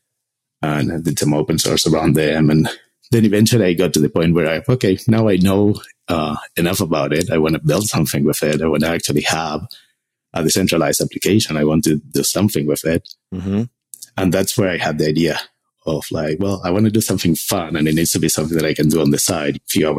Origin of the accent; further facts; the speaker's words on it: Argentina; moved away as an adult; I'm from Argentina originally. I did computer engineering there